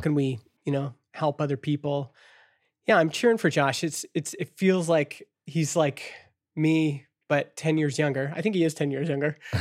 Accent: Canada; as a Canadian

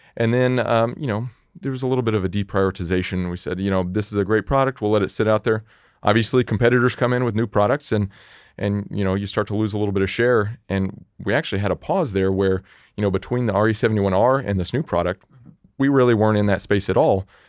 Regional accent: Indianapolis, Indiana, United States; moved away as an adult; now in Nashville, United States; I was born and raised in Indianapolis

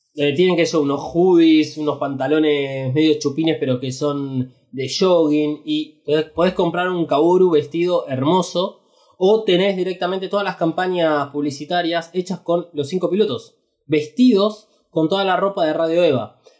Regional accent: Argentina; Somos Argentina.

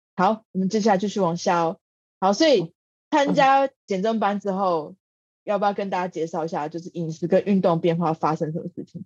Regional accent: Taiwan; 我们台湾人原本传统的家庭里面比较少有的元素

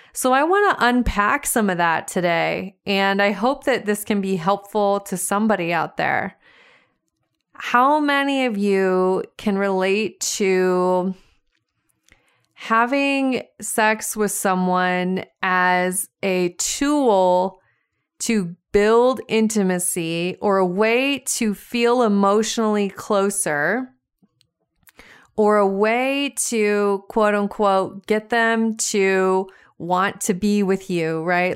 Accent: Montana, United States; I was driving around my hometown, small town Montana

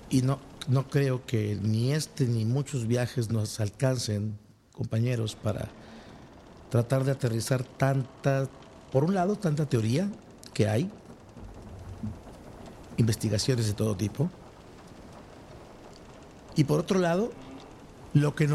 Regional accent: Mexico; Yo soy mexicano

